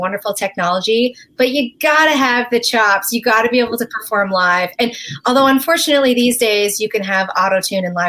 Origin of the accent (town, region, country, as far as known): Newfoundland and Labrador, Canada; moved away as an adult; now in Nashville, United States